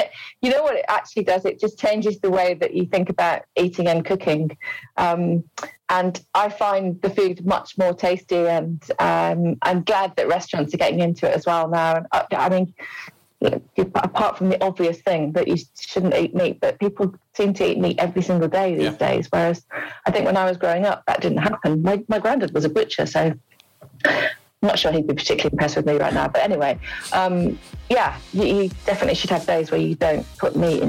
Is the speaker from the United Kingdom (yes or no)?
yes; Wolverhampton, West Midlands, United Kingdom; I am from Wolverhampton.